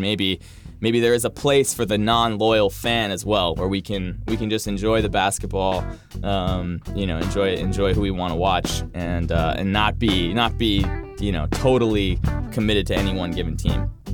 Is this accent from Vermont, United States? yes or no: yes; Vermont, United States; I grew up in in Vermont